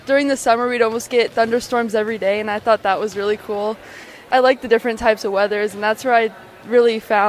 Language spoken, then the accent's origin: English; Las Vegas, Nevada, United States; moved away; also born or lived in Colorado; I grew up most of my life in Las Vegas.